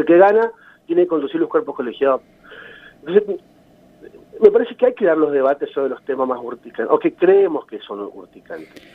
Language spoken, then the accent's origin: Spanish; Concepción de la Sierra, Misiones, Argentina; yo me crié en San Isidro, que es la zona rural de Concepción